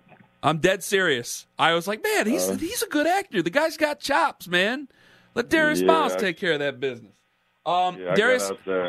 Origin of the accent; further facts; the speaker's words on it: Ohio, United States; I'm from Ohio, so Cincinnati claims the Queen City